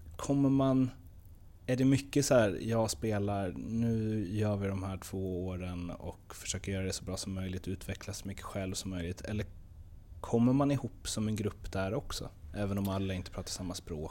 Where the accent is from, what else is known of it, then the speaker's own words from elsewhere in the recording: Stockholm, Stockholm County, Sweden; moved away; jag är också från Stockholm